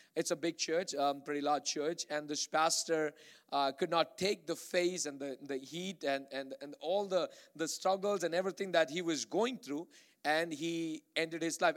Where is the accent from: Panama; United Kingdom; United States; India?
India; Bangalore, Karnataka; moved away; I grew up in Bangalore, India